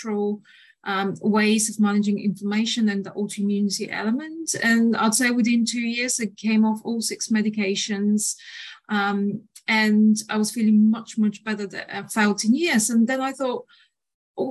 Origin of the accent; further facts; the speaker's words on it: Bulgaria; moved away as an adult; now in United Kingdom; I'm originally from Bulgaria, but I call the UK my home